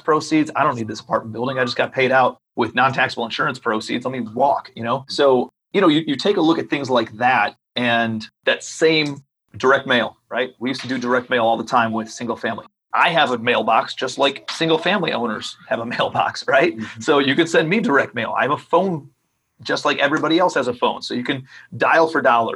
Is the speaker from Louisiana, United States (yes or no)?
no; Cleveland, Ohio, United States; moved away as an adult; also born or lived in New York City / Charleston, South Carolina; I'm from Cleveland, Ohio